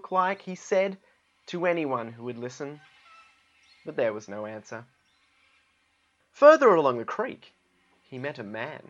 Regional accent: Australia; I am from Australia

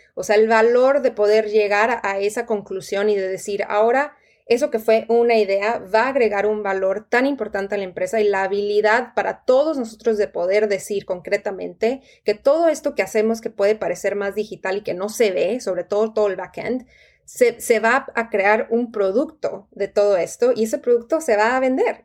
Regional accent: Tijuana, Baja California, Mexico; moved away as an adult; also born or lived in Monterrey; yo crecí en Tijuana toda, toda mi, vida eh, de, niña y de adolescente hasta que me fui a los casi 18 años para estudiar en, Monterrey

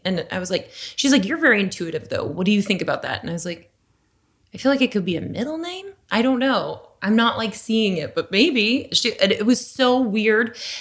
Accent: Las Vegas, Nevada, United States; moved away; I'm from Las Vegas

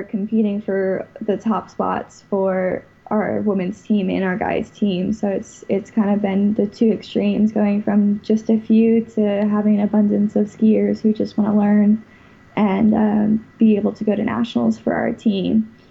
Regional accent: West Palm Beach, Florida, United States; also born or lived in Pennsylvania; I'm from West Palm Beach, right by Okeechobee, uh, but originally I was born in Pennsylvania

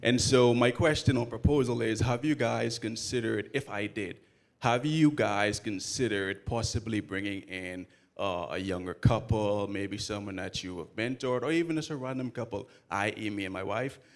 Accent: Bahamas; now in Atlanta, United States; I'm originally from the Bahamas, but I moved all the way to Atlanta

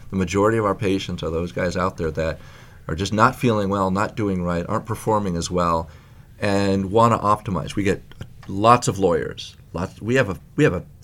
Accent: Libya; Then for a while, we went to Europe. Um, then I'm originally from Libya

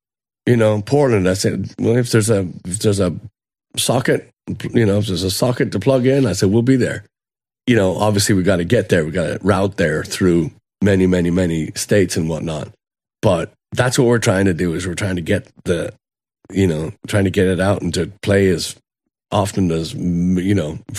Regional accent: Dublin, Leinster, Ireland; okay, I'm from Dublin, right?

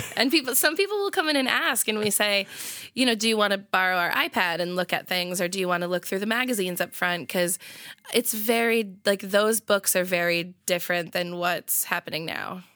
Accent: Marlborough, Massachusetts, United States; moved away as an adult; also born or lived in Providence; I'm from, uh, Marlborough. Yeah, so, like, twenty minutes outside of Boston

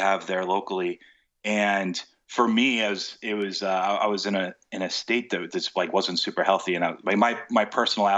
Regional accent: United States; moved away as an adult; now in United Kingdom; I am American

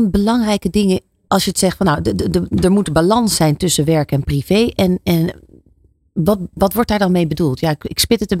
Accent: Netherlands

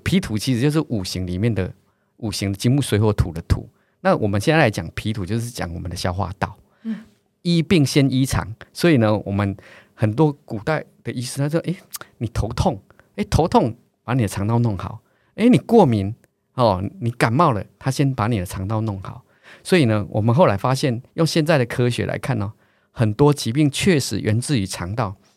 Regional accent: Taiwan; 我们两个虽然都叫台湾人

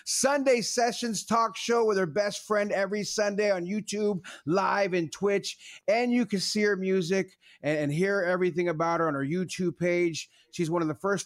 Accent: San Jose, California, United States; moved away as an adult; now in Los Angeles, United States; I'm born and raised in San Jose

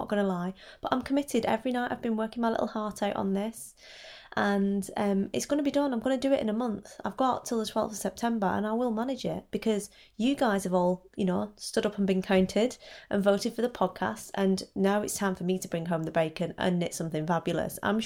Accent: Wigan, North West England, United Kingdom; I'm from Wigan, which is also in Lancashire

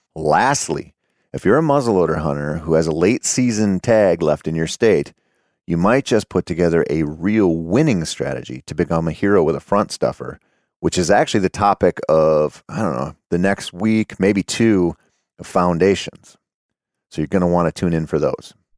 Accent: Minnesota, United States; here in my home state of Minnesota

